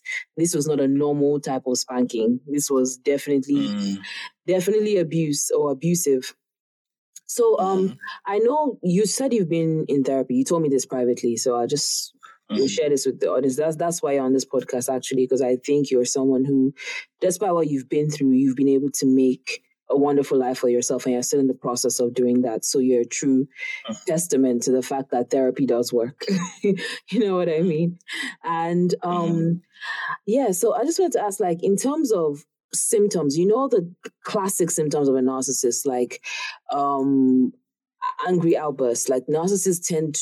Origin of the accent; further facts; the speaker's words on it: Nigeria; the way we grew up in Africa or Nigeria